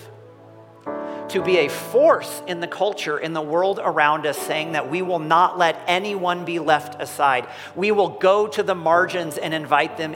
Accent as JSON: {"language": "English", "country": "United States", "said": "I'm American"}